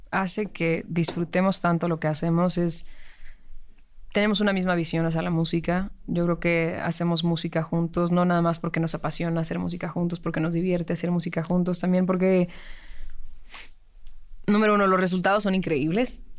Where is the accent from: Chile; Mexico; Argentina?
Mexico; Mexico City; born or raised there